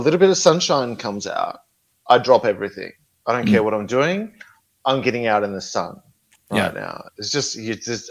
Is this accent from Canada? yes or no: no; Australia; also born or lived in Melbourne; I grew up in a small country town in Australia.